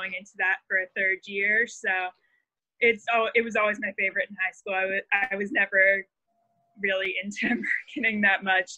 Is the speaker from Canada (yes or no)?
yes; Belleville, Ontario, Canada; also born or lived in Kingston; I'm actually from Belleville, so it's about an hour away from Kingston